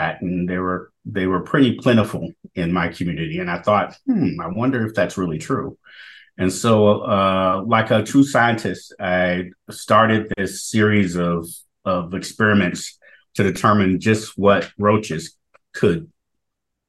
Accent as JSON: {"language": "English", "town": "Chicago", "region": "Illinois", "country": "United States", "tie": "born or raised there", "said": "growing up in Chicago's Southwest Side, I was being educated"}